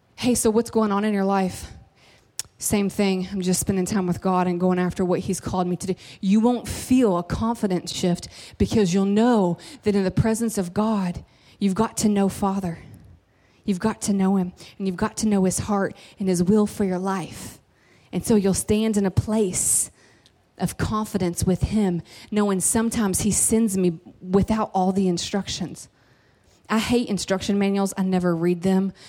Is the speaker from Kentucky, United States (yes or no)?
yes; Kentucky, United States; I'm from Kentucky